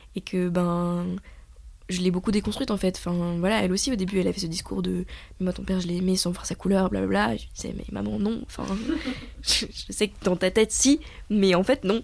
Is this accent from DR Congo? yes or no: no; Paris, Île-de-France, France; moved away as an adult; now in Lyon, France; moi je suis née à Paris, que j'ai grandi à Paris